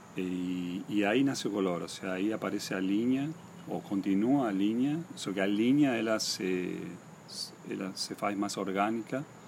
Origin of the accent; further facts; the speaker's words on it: Posadas, Misiones, Argentina; also born or lived in Buenos Aires; now in Balneário Camboriú, Brazil; Yo me crié en Posadas, en la ciudad de Posadas, que es la capital del estado de Misiones